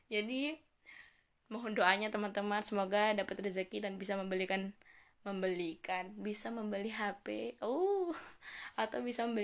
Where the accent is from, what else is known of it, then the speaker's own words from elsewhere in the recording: Indonesia; accent: Javanese; Apalagi ngomong pakai bahasa Jawa Coba kalian dengerin suara aku Suara aku medok sekali teman-teman